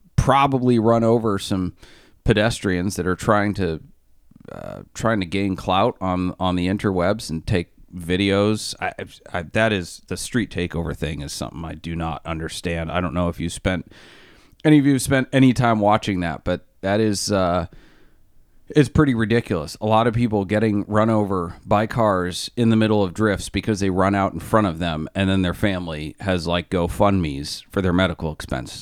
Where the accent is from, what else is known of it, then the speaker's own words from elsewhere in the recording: Maine, United States; I'm from Maine